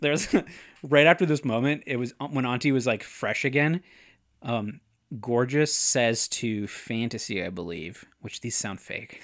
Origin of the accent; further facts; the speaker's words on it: North Dakota, United States; I say aunt 'cause I'm from North Dakota